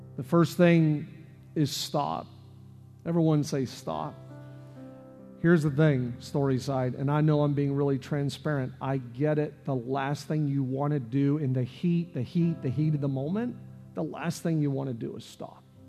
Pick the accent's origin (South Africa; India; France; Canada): Canada; now in United States; I'm from Canada